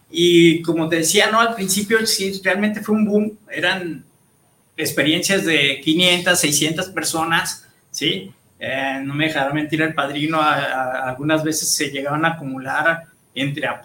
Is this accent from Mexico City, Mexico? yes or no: no; Guadalajara, Jalisco, Mexico; Y más en Guadalajara, ¿no? Somos una, una ciudad completamente, somos mexicanos y guadalupanos